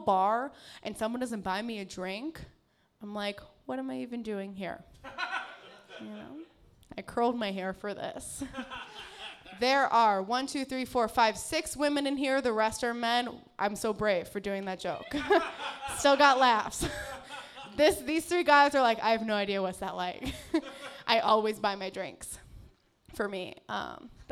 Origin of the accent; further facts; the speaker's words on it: Carpentersville, Illinois, United States; now in Chicago, United States; I'm from the suburbs of Chicago. Carpentersville.